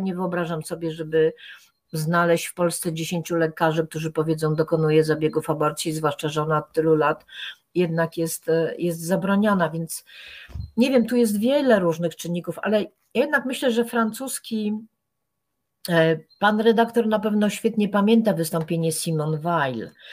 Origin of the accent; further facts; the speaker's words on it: Poland; pochodzę z tak dziwacznego kraju, gdzie ministrowie słyszą płacz zamrażanych zarodków